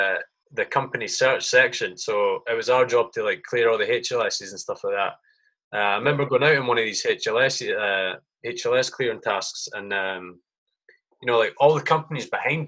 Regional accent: United Kingdom; as a Brit, you're looking at that thinking, that's fucking gold dust.

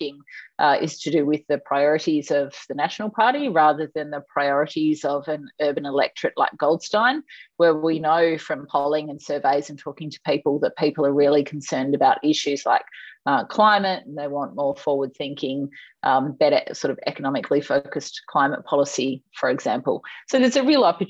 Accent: Tasmania, Australia; also born or lived in Essendon, Victoria / Sub-Saharan Africa / Southeast Asia / United States; now in Hampton, Australia; I was born in Essendon, it so happens. I grew up in Tasmania.

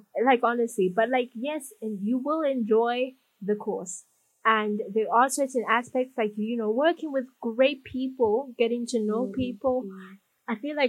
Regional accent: Nairobi, Kenya; also born or lived in Zimbabwe / South Africa; And I was born in Zimbabwe. Lived in South Africa, then moved to Kenya at quite a young age. Had my high school here. Bounced around from country to country for a bit, and now I'm living here in Nairobi as I finish my degree.

